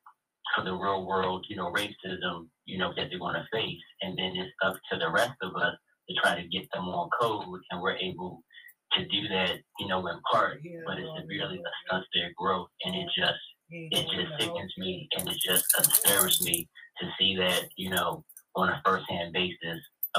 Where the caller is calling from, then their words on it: Atlanta, Georgia, United States; from Atlanta, Georgia.